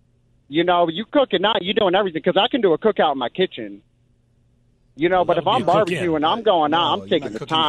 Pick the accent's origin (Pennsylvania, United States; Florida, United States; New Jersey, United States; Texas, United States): New Jersey, United States; my wife is from Central Coast, California, and I'm from South Jersey